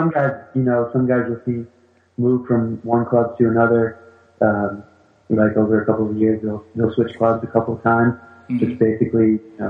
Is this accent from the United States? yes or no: no; France; born there; I was born in France, and I always wanted to play for the national team once I found out they had one.